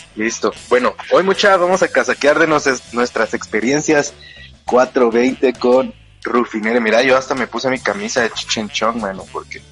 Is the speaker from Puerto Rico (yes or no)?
no; Guatemala; aquí en mi país